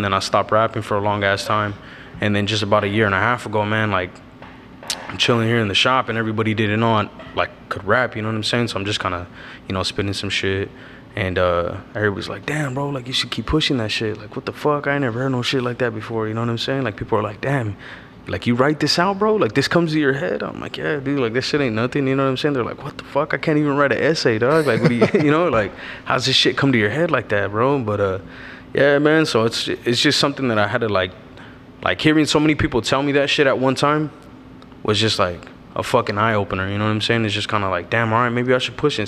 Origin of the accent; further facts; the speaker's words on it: Avondale, Arizona, United States; I'm from Avondale, Arizona, Dodge City. I pretty much was fucking born and raised in this city